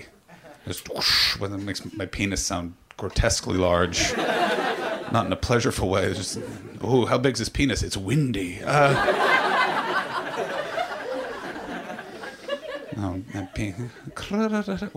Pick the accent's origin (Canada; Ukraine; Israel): Canada; moved away as an adult; also born or lived in England; now in United States; I just moved to America. I'm Canadian. And then I lived in England for 6 years